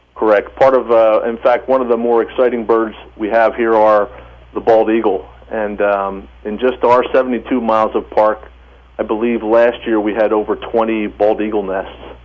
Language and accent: English; Philadelphia, Pennsylvania, United States; I grew up in Philadelphia.